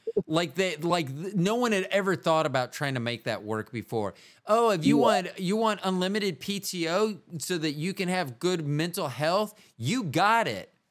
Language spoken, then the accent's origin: English; Midwest, United States; that was so different than my me growing up in the Midwest.